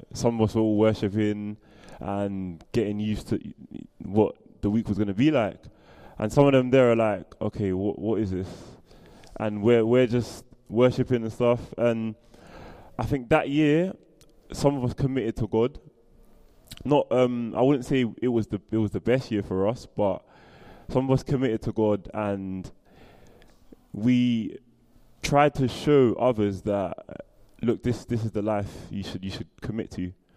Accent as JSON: {"language": "English", "region": "London", "country": "United Kingdom", "said": "I'm from Southeast London and I live in Camberwell"}